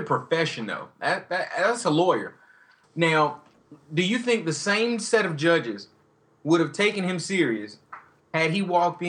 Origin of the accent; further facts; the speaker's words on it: Atlanta, Georgia, United States; I'm from Atlanta.